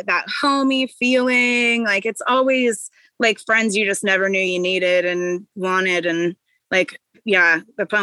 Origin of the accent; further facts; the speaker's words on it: Corvallis, Oregon, United States; moved away as an adult; also born or lived in Portland, Oregon; now in California, United States; I'm from like a small town called Corvallis. It's like where the university is here. But I've lived in Portland since I was like 15.